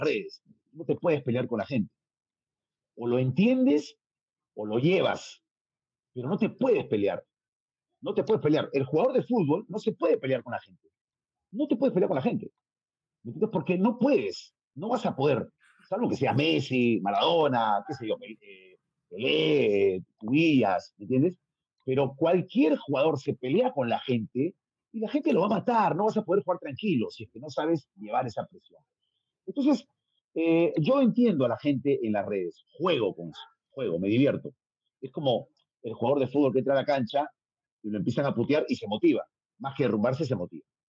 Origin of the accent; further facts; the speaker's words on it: Peru; Soy el único peruano que ha estado en Fox